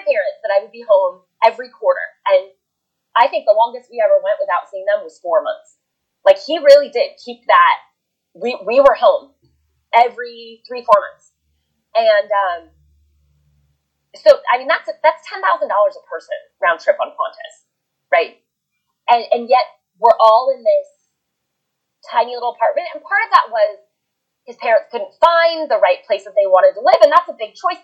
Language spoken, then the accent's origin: English; United States; moved away as an adult; also born or lived in Los Angeles / Brisbane / Sydney